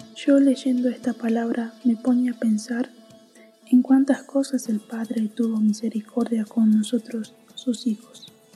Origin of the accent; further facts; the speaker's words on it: Jujuy, Argentina; moved away; Cuando era pequeña, yo vivía en Jujuy, una provincia de Argentina.